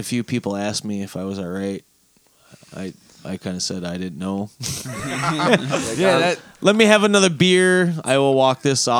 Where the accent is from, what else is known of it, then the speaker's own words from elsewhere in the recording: Florida, United States; I'm from Florida.